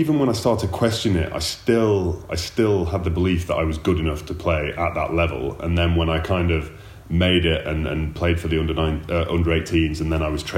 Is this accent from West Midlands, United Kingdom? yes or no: no; Huddersfield, Yorkshire and the Humber, United Kingdom; this kid from Huddersfield who played a bit of rugby league